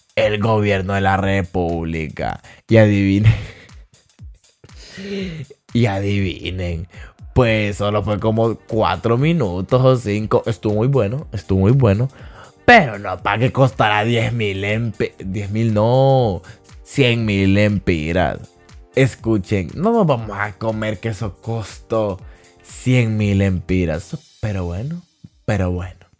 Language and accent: Spanish; Danlí, El Paraíso, Honduras; also born or lived in Tegucigalpa, Honduras; es mi pueblo, ahí nací